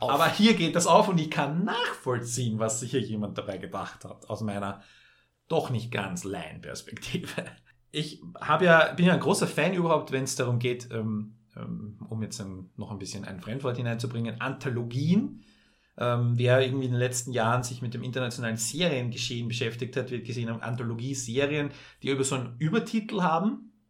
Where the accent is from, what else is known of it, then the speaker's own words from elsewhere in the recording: Vienna, Austria; für mich als Wiener oder als jemand, der näher von Wien aufgewachsen ist mit dieser Sprache